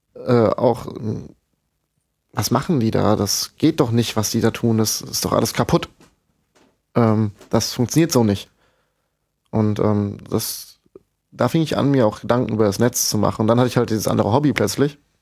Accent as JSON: {"language": "German", "region": "Rhine-Main area", "country": "Germany", "said": "im Rhein-Main-Gebiet, wo ich herkomme"}